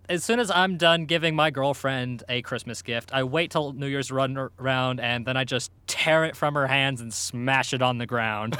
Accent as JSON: {"language": "English", "country": "United States", "said": "I'm American"}